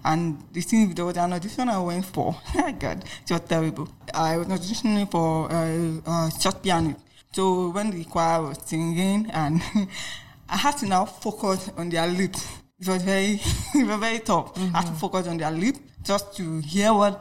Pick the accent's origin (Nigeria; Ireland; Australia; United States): Nigeria; Lagos; also born or lived in Enugu State; I'm from Enugu State anyway, but I grew up in Lagos.